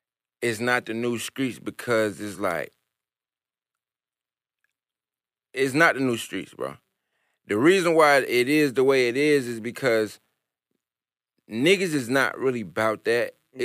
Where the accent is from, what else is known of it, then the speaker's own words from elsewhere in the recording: New York, United States; accent: New York; if I still had my New York accent like that. It's just not that. It's not there. I'm country.